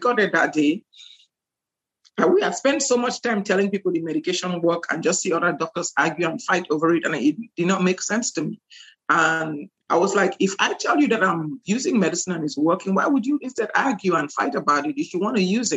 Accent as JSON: {"language": "English", "country": "Cameroon", "also_born_or_lived": "Nigeria / Louisiana, United States", "moved": "yes", "lives_now": "Houston, United States", "said": "I'm from Cameroon originally"}